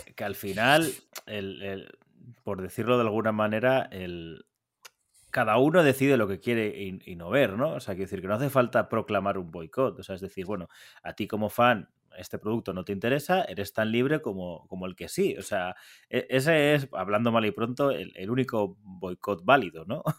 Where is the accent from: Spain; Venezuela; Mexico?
Spain; Valencian Community; moved away; mi tierra, en, la terreta